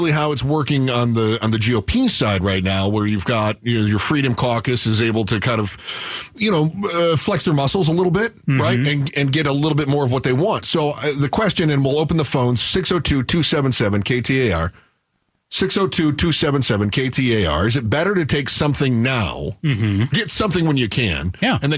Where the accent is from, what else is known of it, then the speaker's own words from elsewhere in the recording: Maryland, United States; now in Arizona, United States; I've been in Arizona since 2000, right? I didn't grow, I, I grew up in Maryland, but I've been here like 20 something years.